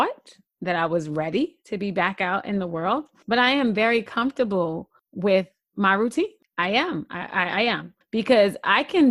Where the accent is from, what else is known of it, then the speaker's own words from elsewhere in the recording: New York City, New York, United States; as a New Yorker